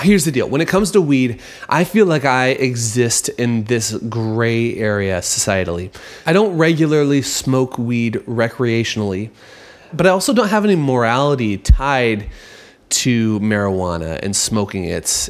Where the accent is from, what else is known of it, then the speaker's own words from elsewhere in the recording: United States; As an American